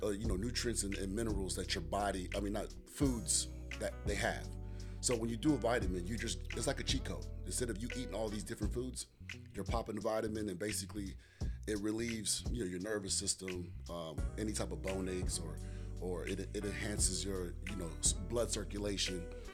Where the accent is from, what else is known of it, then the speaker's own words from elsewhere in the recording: Goldsboro, North Carolina, United States; I'm from Goldsboro, North Carolina.